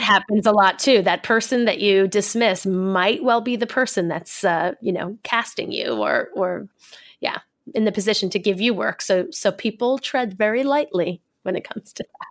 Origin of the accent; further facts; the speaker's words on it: New York, United States; moved away as an adult; now in Los Angeles, United States; I come from New York